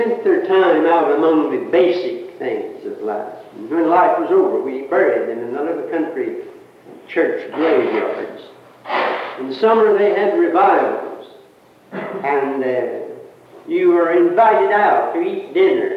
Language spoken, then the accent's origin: English; United States; I grew up in the Carolina Hills, a country boy, in peaceful years just before World War